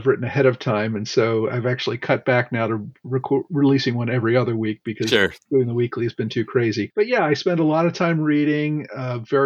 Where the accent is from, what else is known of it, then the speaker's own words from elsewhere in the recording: Philadelphia, Pennsylvania, United States; I grew up in the Philadelphia area